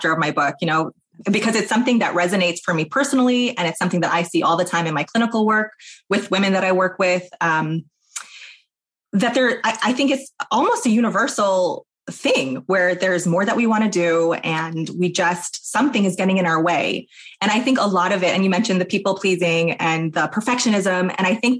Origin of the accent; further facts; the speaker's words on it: New York, United States; moved away as an adult; now in Portland, United States; I live in Portland, Oregon. I'm from New York originally